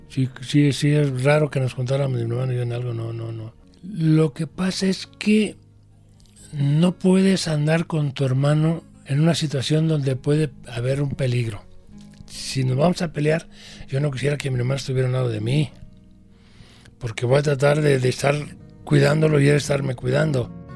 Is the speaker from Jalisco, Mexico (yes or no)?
yes; Guadalajara, Jalisco, Mexico; Desde chiquillo yo recuerdo cuando llegamos aquí a Guadalajara, yo tenía seis años